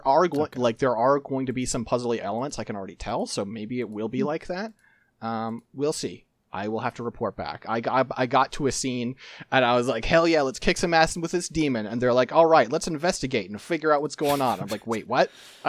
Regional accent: United States; I have strong feelings about cops, because I'm from the United States.

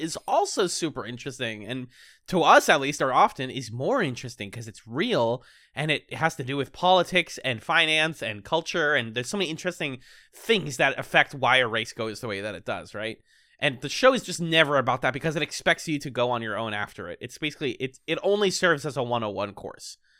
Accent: Boston, Massachusetts, United States; I'm from Boston

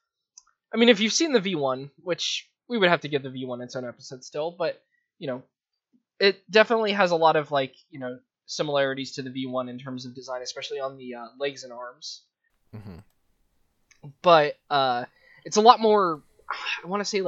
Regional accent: Las Vegas, Nevada, United States; moved away; I grew up in Vegas

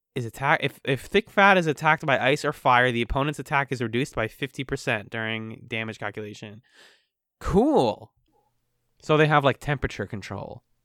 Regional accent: Boston, Massachusetts, United States; Boston, Massachusetts.

